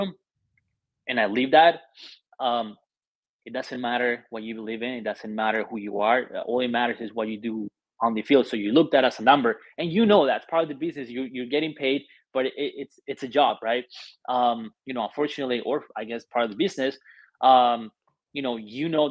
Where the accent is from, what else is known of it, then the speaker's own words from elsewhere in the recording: Colombia; also born or lived in Argentina / Germany; now in Buffalo, United States; I was born and raised in Colombia